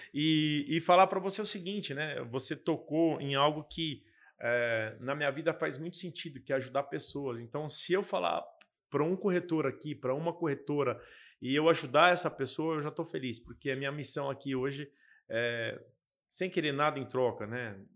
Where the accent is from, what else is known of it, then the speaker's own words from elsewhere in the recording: Guarulhos, São Paulo, Brazil; eu sou da cidade de Guarulhos